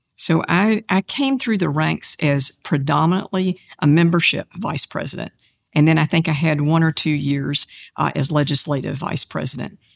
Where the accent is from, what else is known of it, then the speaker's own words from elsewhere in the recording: Kannapolis, North Carolina, United States; my hometown of Kannapolis